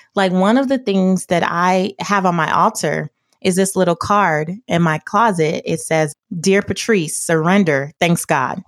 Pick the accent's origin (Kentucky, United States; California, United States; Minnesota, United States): California, United States; Los Angeles; I grew up in South Central Los Angeles